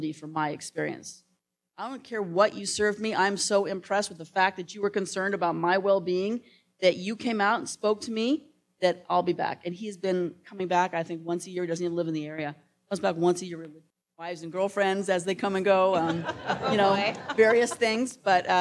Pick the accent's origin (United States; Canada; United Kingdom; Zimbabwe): United States; I'm American, female, and 5'2".